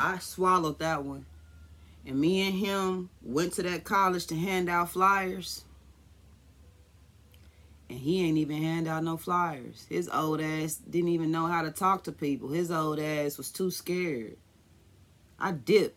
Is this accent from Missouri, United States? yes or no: yes; Kansas City, Missouri, United States; I'm from Kansas City